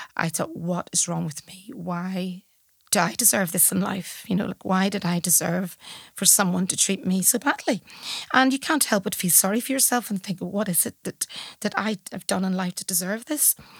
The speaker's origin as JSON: {"language": "English", "town": "Belfast", "region": "Northern Ireland", "country": "United Kingdom", "also_born_or_lived": "Malahide, Ireland", "moved": "as an adult", "lives_now": "Dublin, Ireland", "said": "I leave Northern Ireland at the age of forty-eight to come to a new city"}